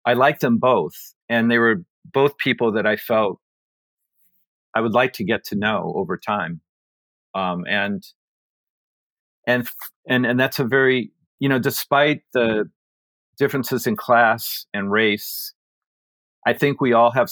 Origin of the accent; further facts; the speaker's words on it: Iowa, United States; moved away as an adult; also born or lived in Minnesota / Appalachia; now in Newton, United States; I'm from Iowa, and I finished college in Minnesota in mid-70s